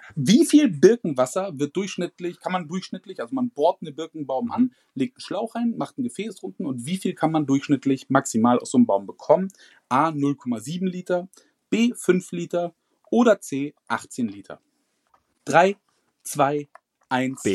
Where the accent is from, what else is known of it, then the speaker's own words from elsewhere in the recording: Germany; bei uns in Deutschland